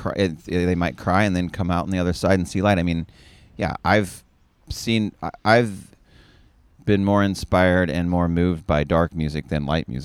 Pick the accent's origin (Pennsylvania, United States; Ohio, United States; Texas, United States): Texas, United States; Austin; when I was a kid here in Austin.